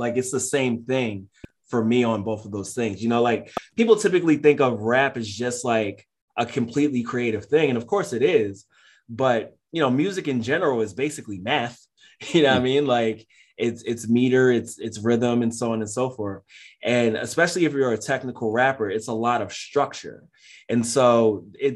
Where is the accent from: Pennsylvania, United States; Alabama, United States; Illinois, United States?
Pennsylvania, United States; Philadelphia; I'm from North Philly. I spent like the first half of my life there